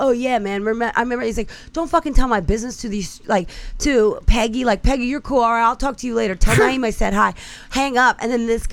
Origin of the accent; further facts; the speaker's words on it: Delaware County, Pennsylvania, United States; I'm from Delco